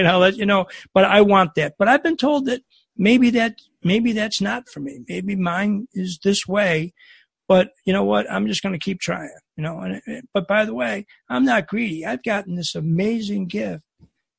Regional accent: Buffalo, New York, United States; moved away; also born or lived in Chicago; I grew up in Buffalo

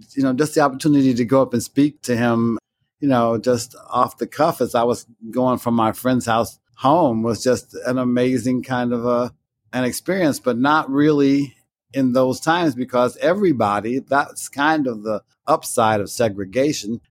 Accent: Chicago, Illinois, United States; I was born and raised in Chicago on the South Side, an area known as Bronzeville

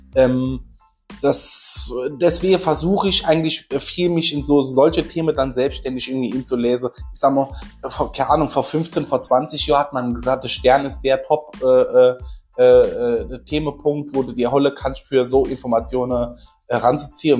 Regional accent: Saarland, Germany; bei uns im Saarland

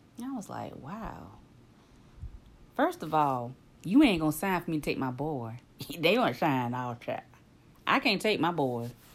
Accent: the backwoods of the South, United States; I'm from the backwoods of the South now

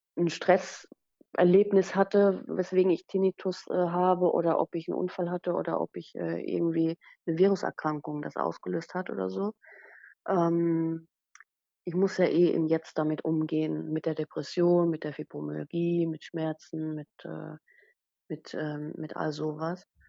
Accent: Rhineland-Palatinate, Germany; moved away as an adult; also born or lived in Sylt; ich bin Pfälzerin von Natur, ich bin ausgewandert

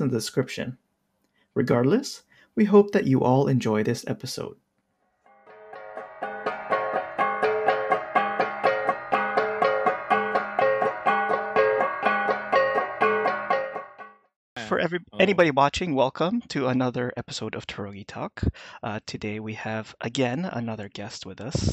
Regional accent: Canada; I'm from Canada

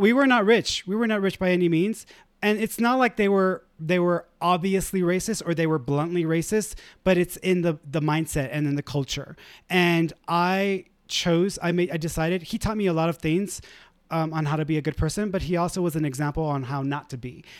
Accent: Houston, Texas, United States; I grew up in the East End

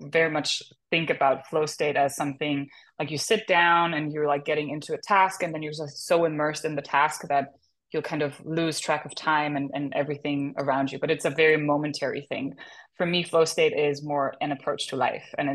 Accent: Germany; now in Los Angeles, United States; I'm from Germany originally. I live in LA now

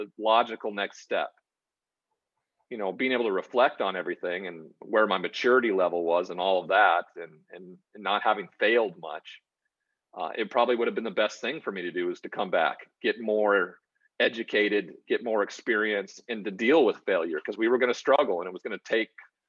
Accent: Great Falls, Montana, United States; I'm from Great Falls, Montana. So I'm from a very small town in a very small populated state

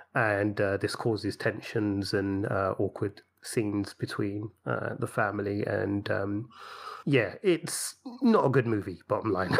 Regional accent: London, United Kingdom; growing up in London

